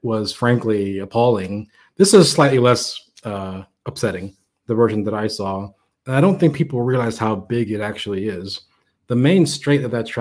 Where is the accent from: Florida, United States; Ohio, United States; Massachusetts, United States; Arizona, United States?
Florida, United States; Miami; I am from Miami.